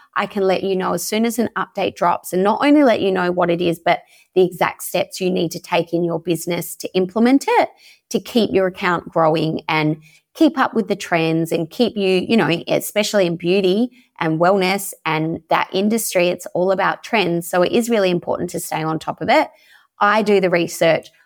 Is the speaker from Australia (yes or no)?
yes; Perth, Western Australia, Australia; moved away as an adult; now in Croatia; I'm originally from Perth in Western Australia